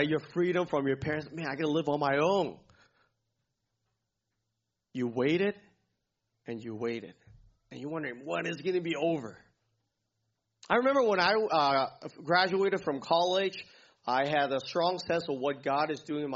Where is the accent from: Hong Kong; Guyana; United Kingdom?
Hong Kong; moved away; I grew up in Hong Kong